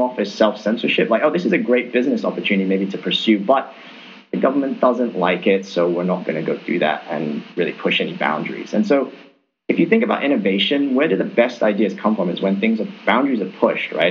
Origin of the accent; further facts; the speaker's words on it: Hong Kong; I'm from Hong Kong